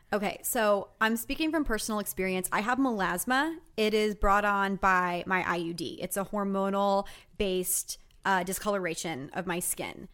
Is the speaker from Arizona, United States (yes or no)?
no; Texas, United States; moved away; Growing up in Texas